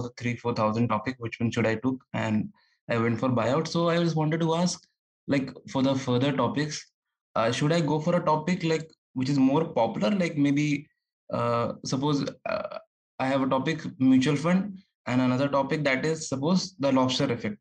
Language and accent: English; India; I'm from India